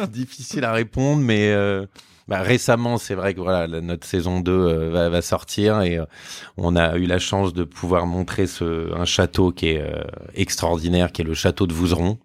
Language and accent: French; Boulogne-Billancourt, Île-de-France, France; on habite à Boulogne